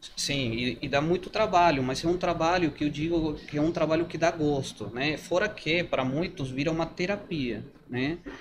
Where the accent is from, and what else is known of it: Mendoza, Argentina; Portuguese is a second language; moved away as an adult; now in Brazil